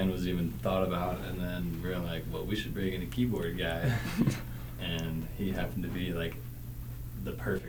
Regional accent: Key West, Florida, United States; now in Salt Lake City, United States; I'm from Key West, Florida

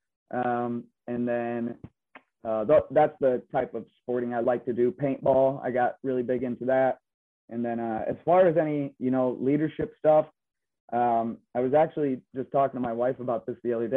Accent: Belding, Michigan, United States; I'm originally from Michigan, the Grand Rapids area, from a small town, Belding, Greenville area, within Kent and Ionia County.

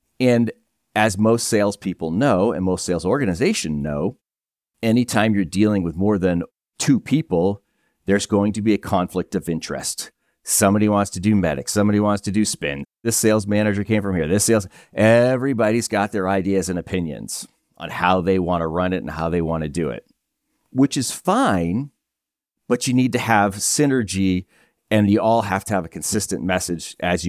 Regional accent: New Hampshire, United States; I'm a guy from Northern New Hampshire, and his way of out was, let's join the Coast Guard. Let's get the heck out of here.

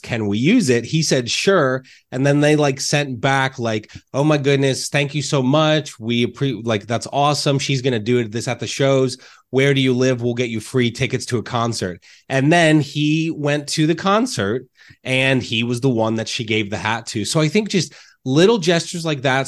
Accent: Reading, Pennsylvania, United States; I grew up in Reading

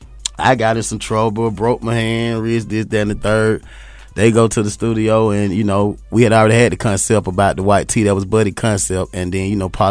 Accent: Atlanta, Georgia, United States; we all attended the same high school, and we all from, you know, the west side of Atlanta

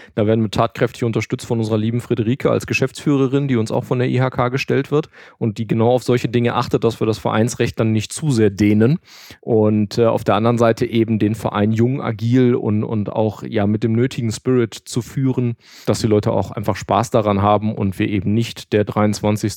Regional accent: Hagen, North Rhine-Westphalia, Germany; also born or lived in Frankfurt; now in Düsseldorf, Germany; Ich bin aber auch in Hagen geboren, das ist nicht ganz so weit von hier weg

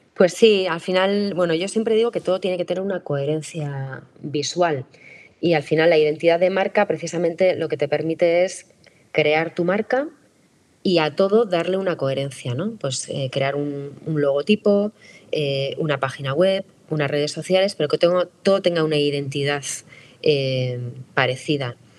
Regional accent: San Sebastián, Basque Country, Spain; yo soy periodista de Donosti y escritora

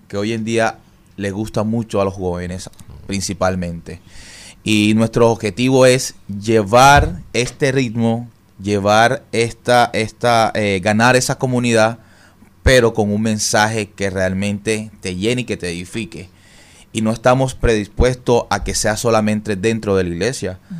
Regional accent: Barranquilla, Atlántico, Colombia; yo vengo de Barranquilla, Colombia

